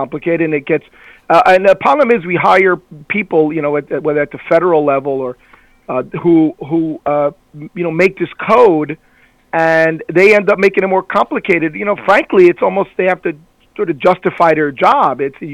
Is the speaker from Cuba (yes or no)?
yes; Cuba; moved away; I was born in Cuba